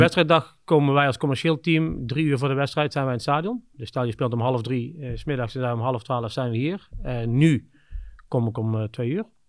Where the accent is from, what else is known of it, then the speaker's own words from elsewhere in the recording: Kempen, North Brabant, Netherlands; moved away as an adult; also born or lived in Scandinavia / Budapest / Shanghai / Singapore; een dorp hier in waar ik vandaan kom in de Kempen